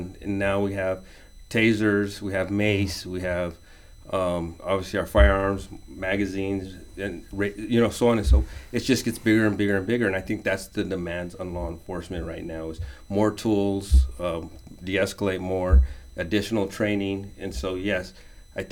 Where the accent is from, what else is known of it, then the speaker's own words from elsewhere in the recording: Albuquerque, New Mexico, United States; moved away as an adult; now in Round Rock, United States; I was born and raised in Albuquerque, New Mexico